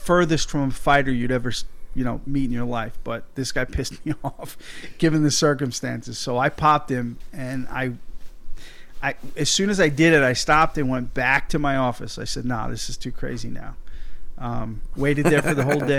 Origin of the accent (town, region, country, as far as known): Long Island, New York, United States; born or raised there; moved away